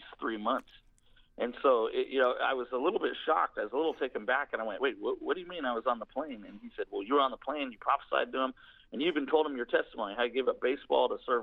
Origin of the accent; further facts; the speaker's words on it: Grand Junction, Colorado, United States; I grew up in Grand Junction, Colorado